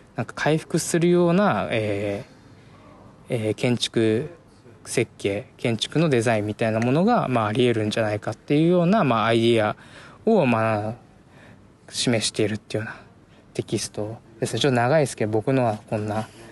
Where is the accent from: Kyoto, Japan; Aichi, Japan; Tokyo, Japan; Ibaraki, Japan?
Tokyo, Japan; 僕は東京生まれ東京育ち